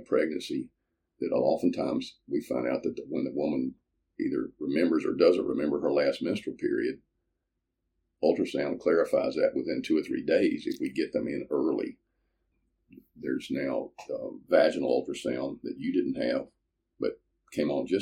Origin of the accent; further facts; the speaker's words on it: Greenville, Mississippi, United States; also born or lived in Memphis, Tennessee; I was born in Memphis, but a month after I left Memphis, or my family left Memphis, we moved to Greenville, Mississippi, which is in the Delta. And I grew up there.